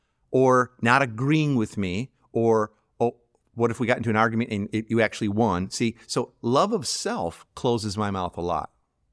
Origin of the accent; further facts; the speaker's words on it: Chicago, Illinois, United States; I'm from Chicago originally, or whatever, you know, pick a team, right?